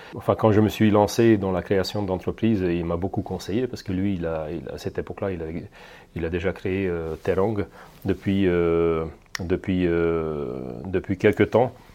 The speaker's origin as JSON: {"language": "French", "country": "Hungary", "moved": "as an adult", "lives_now": "France", "said": "Je suis origine hongroise, mais je suis fier de mes origines."}